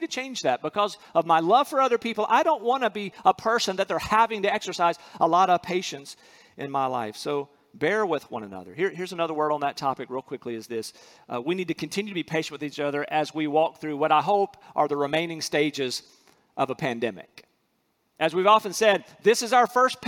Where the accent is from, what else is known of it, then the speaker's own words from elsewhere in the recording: North Carolina, United States; moved away as an adult; also born or lived in Alabama; I'm from North Carolina